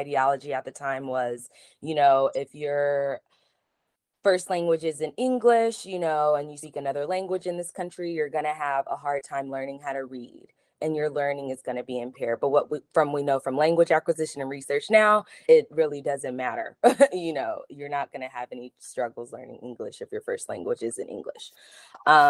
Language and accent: English; Los Angeles, California, United States; I was born and raised in Los Angeles